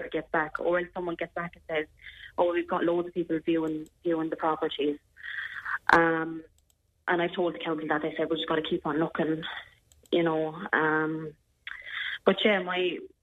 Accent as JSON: {"language": "English", "town": "Clonmel", "region": "Tipperary", "country": "Ireland", "also_born_or_lived": "Wales", "moved": "as an adult", "said": "I'm from Clonmel"}